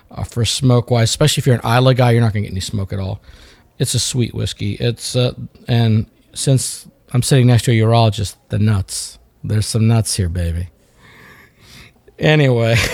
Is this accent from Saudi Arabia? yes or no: no; New Delhi, Delhi, India; now in United States; I was born in New Delhi, my friend.